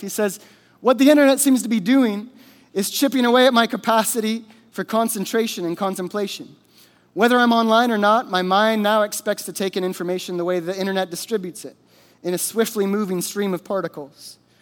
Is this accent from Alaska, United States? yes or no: yes; Alaska, United States; I grew up in Alaska. I was born and raised here